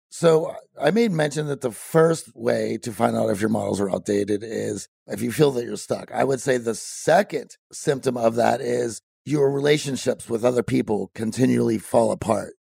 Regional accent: Midwest, United States; growing up in the Midwest

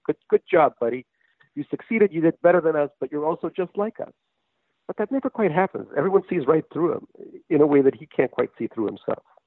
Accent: New York, United States; also born or lived in Russia; I grew up in New York

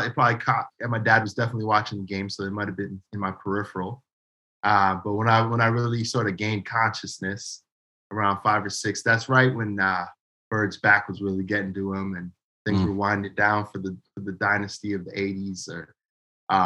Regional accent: New Hampshire, United States; moved away; I'm from New Hampshire. New Hampshire also has an identity crisis, because it's like we don't have a major city.

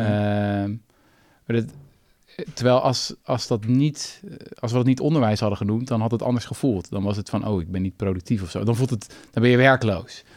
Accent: Zoetermeer, South Holland, Netherlands; op het gymnasium in Zoetermeer, schitterende plek waar ik ben opgegroeid

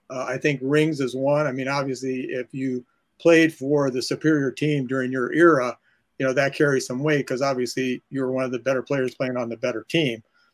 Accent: Ohio, United States; I'm from Ohio

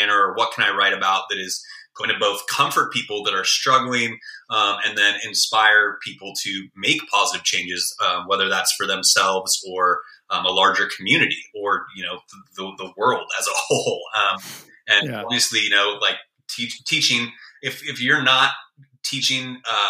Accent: Bay Area, California, United States; moved away; also born or lived in Chicago; growing up in the Bay Area

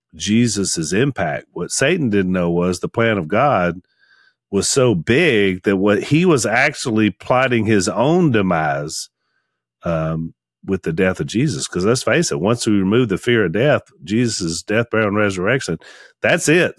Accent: Junction City, Louisiana, United States; close to where we grew up in Junction City

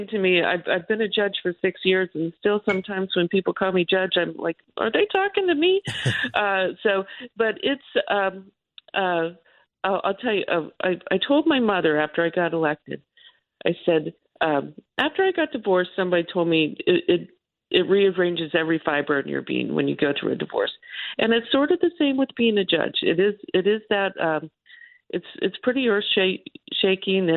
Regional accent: the South, United States; being a Southerner

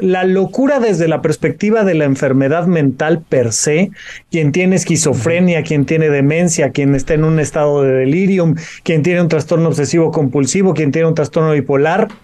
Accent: Mexico; nuestro país, México

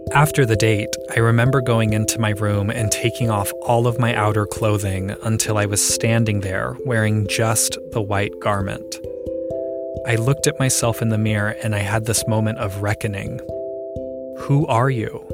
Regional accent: Columbus, Ohio, United States; I grew up in Ohio

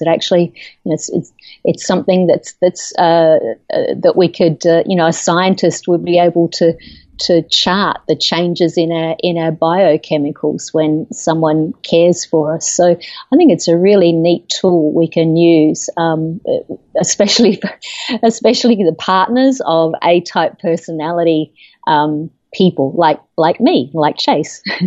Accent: Australia; moved away as an adult; now in United States; I'm originally from Australia. I've lived in the United States for about 13 years now

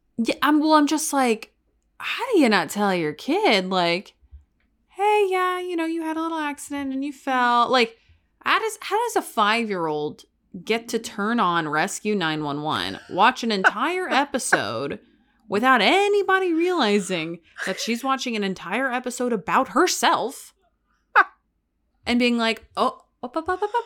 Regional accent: Texas, United States; moved away; my home state

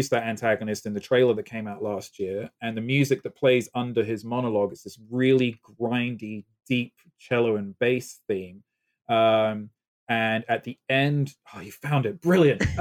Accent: United Kingdom; accent: British; moved away; I have my faint British accent still

